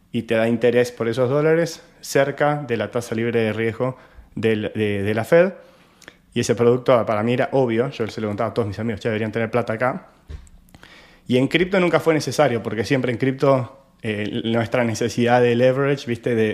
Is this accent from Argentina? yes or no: yes; Argentina; yo soy argentino y como ya sabrán, nuestra economía hace más de, más de 10 años que está con muchas restricciones